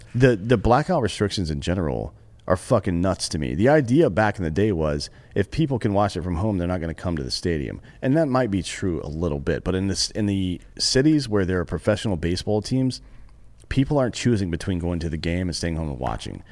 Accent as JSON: {"language": "English", "town": "Greenville", "region": "South Carolina", "country": "United States", "tie": "born or raised there", "said": "I grew up in Greenville, South Carolina."}